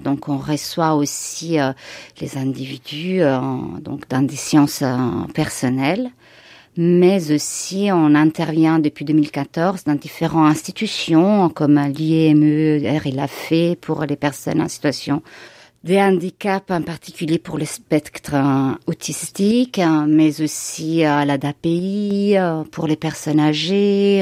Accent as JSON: {"language": "French", "country": "Italy", "tie": "born or raised there", "moved": "yes", "lives_now": "Bourg-en-Bresse, France", "said": "ma ville natale en Italie"}